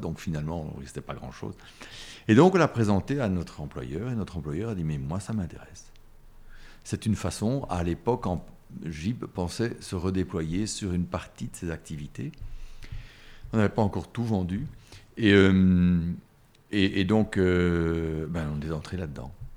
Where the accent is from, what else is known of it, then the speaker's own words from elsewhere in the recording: Brussels, Brussels-Capital Region, Belgium; bruxellois. J'ai toujours habité Bruxelles et, ou, les environs de Bruxelles